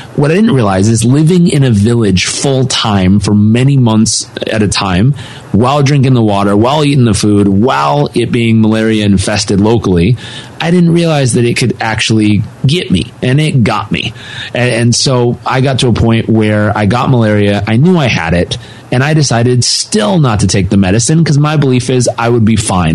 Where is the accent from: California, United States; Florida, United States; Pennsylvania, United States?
California, United States; Southern; I grew up in Southern California